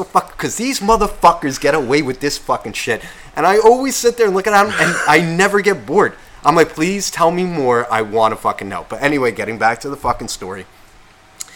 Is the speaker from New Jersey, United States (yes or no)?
yes; Nutley, New Jersey, United States; where I grew up in Nutley